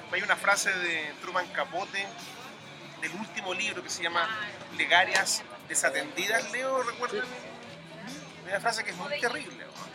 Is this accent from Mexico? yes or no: no; Chile